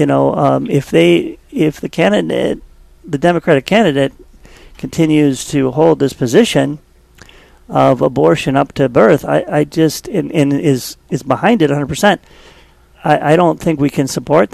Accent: Winona, Minnesota, United States; also born or lived in Wisconsin Rapids, Wisconsin; I was moved to Winona, Minnesota when I was really young, raised there

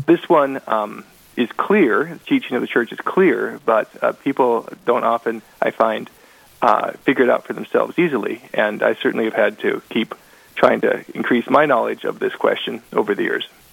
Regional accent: Portland, Oregon, United States; also born or lived in Vancouver, Washington; now in Velva, United States; I'm not a native North Dakotan. I came from Oregon. I was born in Portland, Oregon, raised as a as a Baptist

